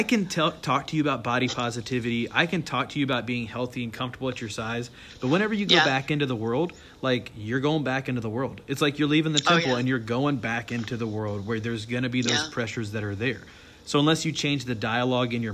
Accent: North Carolina, United States; And so I grew up in North Carolina, where I was different because I was Mormon

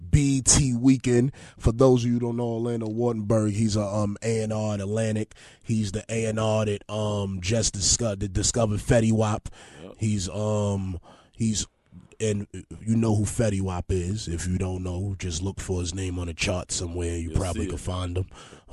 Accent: Honduras; New Orleans, I like New Orleans, too, because I'm from Honduras, and I got a lot of family in New Orleans for some reason.

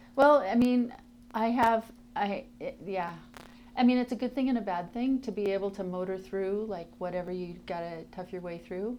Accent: Tacoma, Washington, United States; I grew up in Tacoma, Washington

